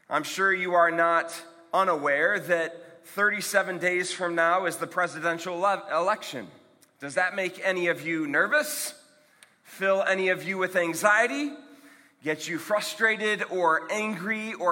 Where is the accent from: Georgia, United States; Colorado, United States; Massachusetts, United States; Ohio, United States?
Ohio, United States; Akron; I'm from Akron, Ohio